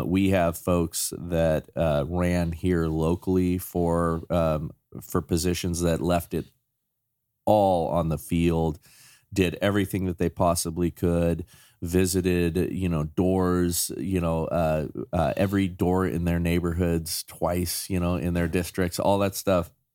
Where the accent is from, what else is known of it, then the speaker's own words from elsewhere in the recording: Chatsworth, California, United States; I grew up in Chatsworth